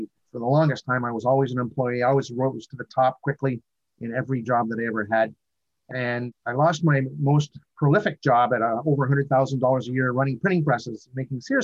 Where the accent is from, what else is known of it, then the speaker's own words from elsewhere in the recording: Northern Ontario, Canada; I've come from a background of a small town boy growing up in Northern Ontario